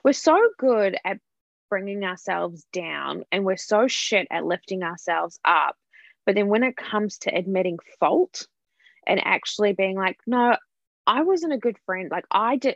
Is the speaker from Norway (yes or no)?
no; New Zealand; moved away; I'm from New Zealand, I've been living here for 8.5 years